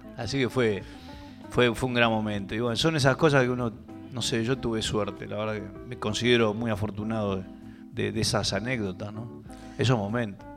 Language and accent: Spanish; Buenos Aires, Argentina; yo soy de Urquiza. En nuestro barrio no había, no había músicos